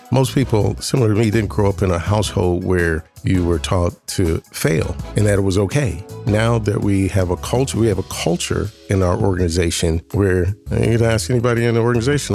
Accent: Columbus, Ohio, United States; also born or lived in Washington, D.C.; I'm from Columbus, born and raised in Columbus City Schools

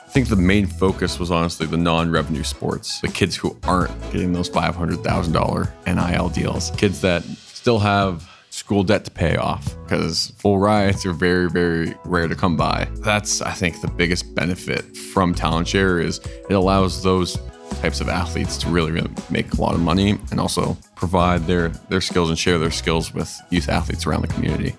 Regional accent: Canada; moved away as an adult; I'm actually from Canada

